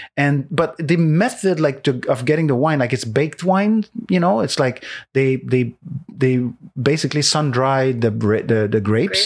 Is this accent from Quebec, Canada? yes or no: yes; Montreal, Quebec, Canada; English is a second language; moved away; also born or lived in Saint-Jean, Quebec; I'm from Montreal, so from Quebec